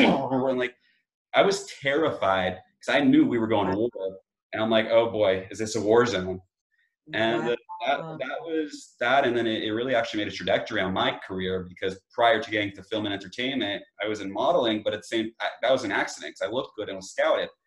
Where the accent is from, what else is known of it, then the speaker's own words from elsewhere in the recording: Long Island, New York, United States; where I grew up in Long Island, from New York, in Long Island where I grew up